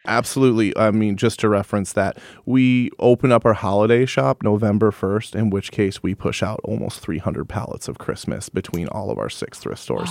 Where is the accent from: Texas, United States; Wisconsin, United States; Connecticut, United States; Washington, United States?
Wisconsin, United States; Madison; also born or lived in Sun Prairie, Wisconsin; I am born and raised in Madison, Wisconsin